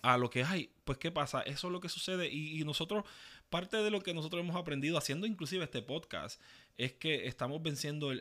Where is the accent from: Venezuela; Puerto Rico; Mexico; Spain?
Puerto Rico; Ceiba; also born or lived in Fajardo / New York; Yo nací en Fajardo, me crié en Ceiba